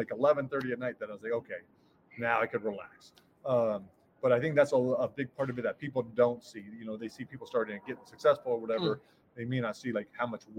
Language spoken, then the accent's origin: English; United States; I came here from America by myself